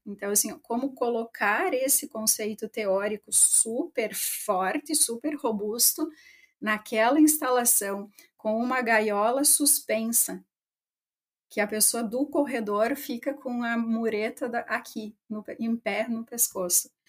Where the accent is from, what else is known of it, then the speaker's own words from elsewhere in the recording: interior of Rio Grande do Sul, Brazil; also born or lived in Santa Maria; eu cresci no interior do Rio Grande do Sul, né? Eu sou de Itapera, e mais especificamente da linha São Pedro